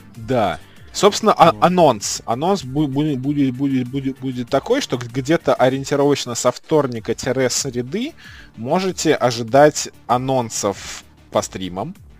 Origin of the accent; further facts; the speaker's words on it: Saratov, Saratov Oblast, Russia; now in Moscow, Russia; я как бы приехал в, в, ну, в родной город